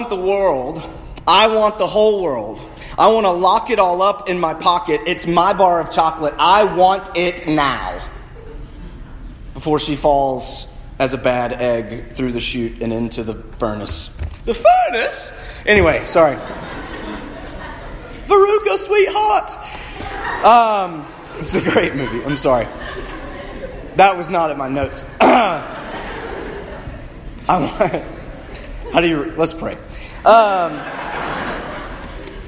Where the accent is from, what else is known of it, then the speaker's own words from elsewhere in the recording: United States; being American